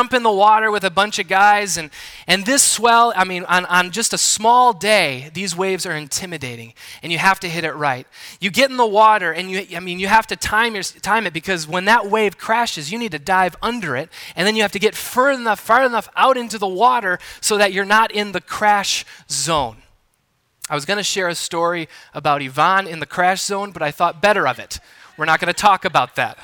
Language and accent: English; Wisconsin, United States; moved away as an adult; also born or lived in Southern California; I'm from Wisconsin.